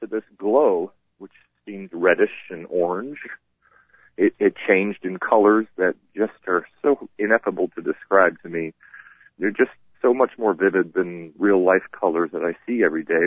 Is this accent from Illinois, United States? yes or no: no; Vermont, United States; now in North Carolina, United States; My family came and got me in North Carolina and drove me home to Vermont so I could pass away in my home state.